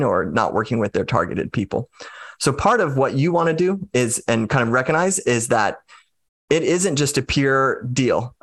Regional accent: United States; I'm just an American

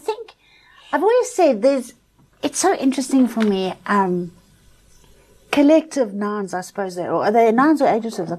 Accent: South Africa; growing up in South Africa

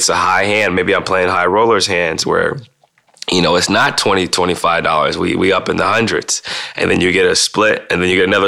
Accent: Midwest, United States; Growing up in the Midwest

